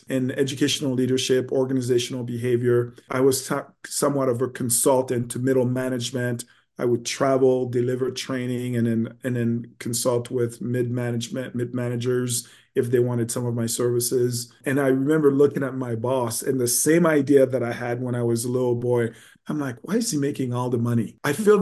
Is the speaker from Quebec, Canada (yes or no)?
yes; Montreal, Quebec, Canada; also born or lived in Haiti; I was born in Haiti, and when I was about 4 or 5 years old, we moved to Montreal, Quebec.